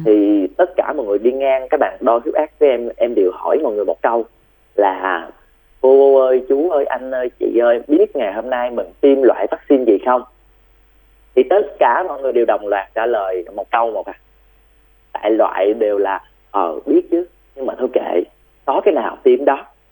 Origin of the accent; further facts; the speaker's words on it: Bac Lieu, Vietnam; quê em là ở bạc liêu